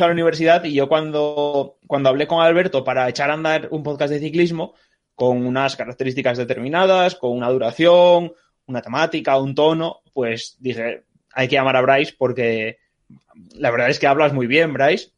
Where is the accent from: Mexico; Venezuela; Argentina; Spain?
Spain; Ribadesella, Asturias; now in Madrid, Spain; yo soy de Ribadesella como Cristóbal